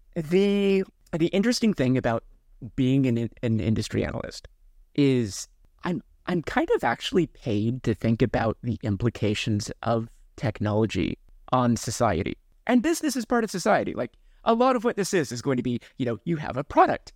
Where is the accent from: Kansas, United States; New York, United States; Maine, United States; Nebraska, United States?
Kansas, United States; now in Seattle, United States; I grew up in Kansas